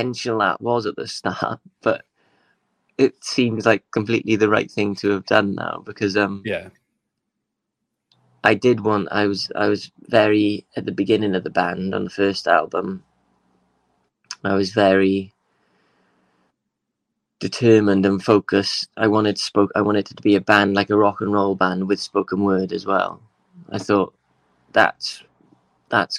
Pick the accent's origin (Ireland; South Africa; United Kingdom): United Kingdom; Swansea, Wales; moved away as an adult; also born or lived in London; when I moved away from Swansea, it's a funny thing, like when I moved to live in London when I was 18